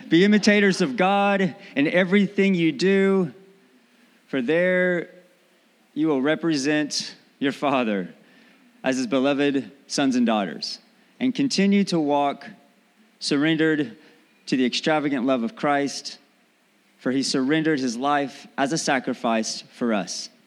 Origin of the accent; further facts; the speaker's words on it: Texas, United States; accent: Southern; also born or lived in North Carolina; I am from Texas. I lived in North Carolina for a while and I developed this hick accent, really deep Southern accent.